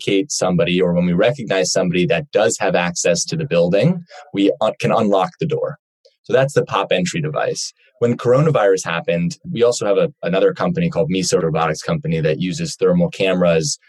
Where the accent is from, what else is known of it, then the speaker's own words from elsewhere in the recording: Cleveland, Ohio, United States; moved away as an adult; now in Los Angeles, United States; I'm from Cleveland, Ohio, originally. I moved out to Los Angeles for school